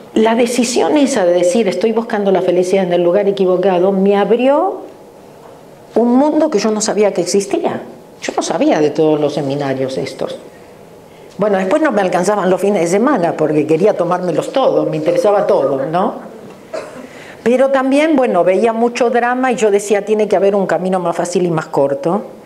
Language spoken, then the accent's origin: Spanish; Argentina; moved away as an adult; now in Los Angeles, United States; nací en la Argentina, pero hace 34 años que vivo en Los Ángeles. en la Argentina tengo dos títulos universitarios